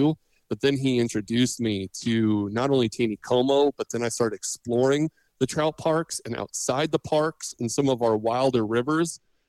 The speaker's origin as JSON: {"language": "English", "region": "Pacific Northwest", "country": "United States", "tie": "born or raised there", "said": "growing up in the Pacific Northwest, I grew up trout, salmon, steelhead, sturgeon, all this type of fishing. I came out to Missouri and was like, oh, you guys don't have anything."}